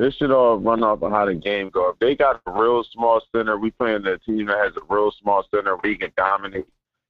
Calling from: Philadelphia, Pennsylvania, United States; I'm from Philly.

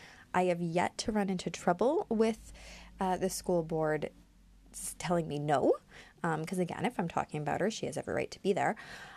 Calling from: Ontario, Canada; Now, I'm speaking from Ontario, Canada, so this is where my information will be coming from.

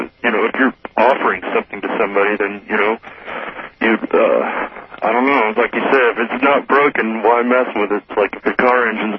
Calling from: Sacramento, California, United States; from Sacramento.

